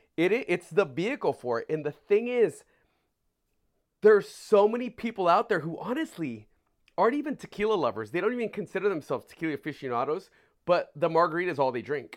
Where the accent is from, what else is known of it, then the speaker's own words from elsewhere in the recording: California, United States; moved away; also born or lived in San Francisco; me being from California, having lived in San Francisco